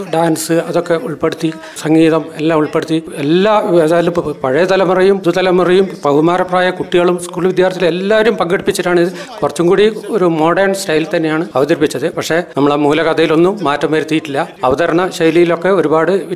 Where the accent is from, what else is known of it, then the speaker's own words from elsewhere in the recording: Varadoor, Kerala, India; ഞാൻ കരുതൂർ സ്വദേശിയാണ്